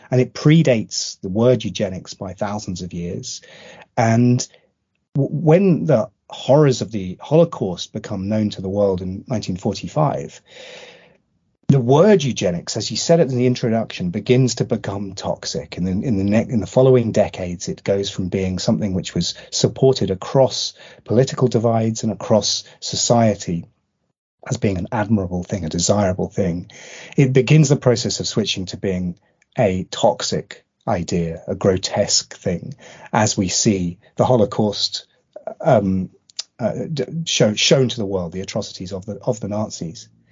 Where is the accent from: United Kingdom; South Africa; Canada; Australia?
United Kingdom; also born or lived in southeast London; now in London, United Kingdom; as a Brit